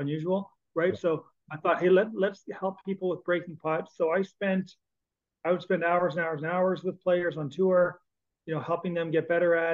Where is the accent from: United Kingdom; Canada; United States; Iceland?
Canada; As a Canadian